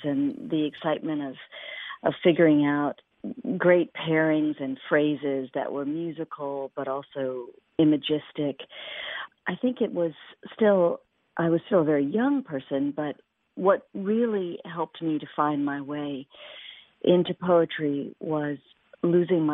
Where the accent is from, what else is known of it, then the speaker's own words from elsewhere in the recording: Mississippi, United States; I was born in Mississippi